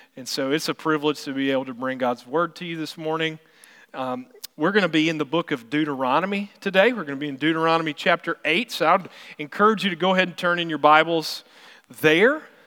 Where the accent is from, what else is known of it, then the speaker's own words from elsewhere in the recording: South Carolina, United States; now in Missouri, United States; I'm from South Carolina, so I'm from the coast area, and so I always miss being able to get seafood, because that's what I remember growing up